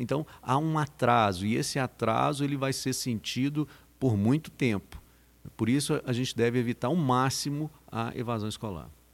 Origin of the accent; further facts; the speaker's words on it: Minas Gerais, Brazil; now in Patrocínio, Brazil; de uma feira de ciências lá na minha terra natal